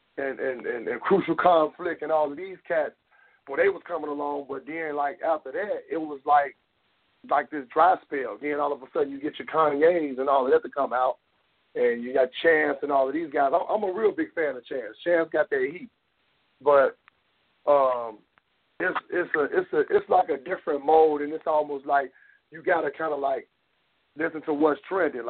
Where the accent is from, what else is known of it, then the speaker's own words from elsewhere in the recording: the South, United States; I'm from the South